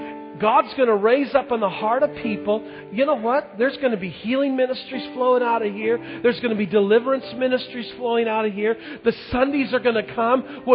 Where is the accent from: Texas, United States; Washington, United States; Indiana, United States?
Washington, United States; Longview; I grew up in Longview, and as a kid, we played all the Vancouver schools in sports